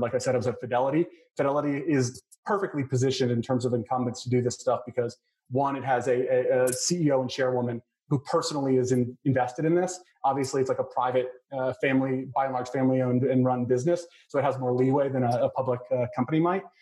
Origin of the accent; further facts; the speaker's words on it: El Paso, Texas, United States; moved away; I was born in El Paso, which is just down I twenty five